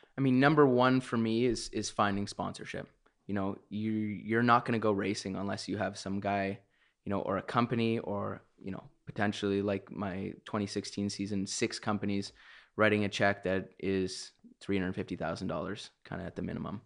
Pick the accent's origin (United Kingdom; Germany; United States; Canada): Canada; being a Canadian